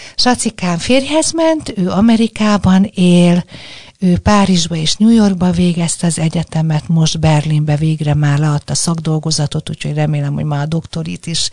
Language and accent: Hungarian; Budapest, Hungary; én ugye a hetedik kerületben nőttem föl